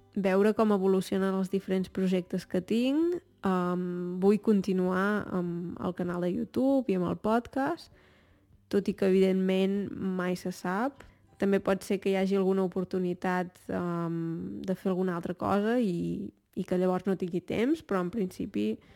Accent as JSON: {"language": "Catalan", "town": "Torelló", "region": "Catalonia", "country": "Spain", "moved": "as an adult", "said": "sóc de Torelló"}